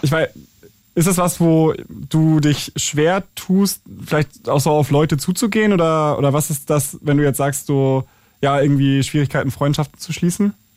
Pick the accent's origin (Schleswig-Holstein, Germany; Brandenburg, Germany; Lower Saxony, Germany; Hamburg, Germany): Schleswig-Holstein, Germany; ich komme ja aus Schleswig-Holstein